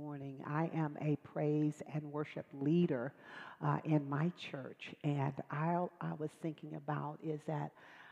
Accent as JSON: {"language": "English", "town": "Dallas", "region": "Texas", "country": "United States", "said": "I'm from Dallas, Texas. I'm a Southern girl"}